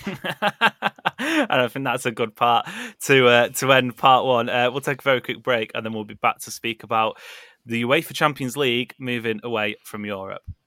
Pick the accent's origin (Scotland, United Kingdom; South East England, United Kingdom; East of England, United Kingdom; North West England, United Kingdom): North West England, United Kingdom; Stockport; I'm from Stockport County